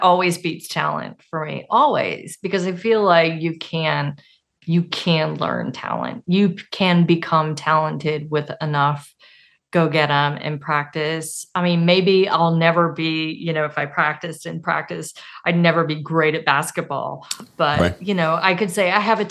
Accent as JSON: {"language": "English", "region": "Arkansas", "country": "United States", "said": "I'm from Arkansas."}